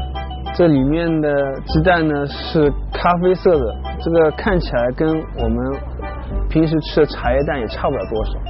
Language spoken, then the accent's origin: Chinese; China; 没有谁能够超过我们中国人的了。